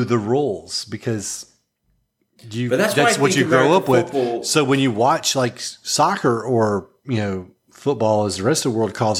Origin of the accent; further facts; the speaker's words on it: Dallas, Texas, United States; moved away; I'm from Dallas originally. And so when I went to school in Dallas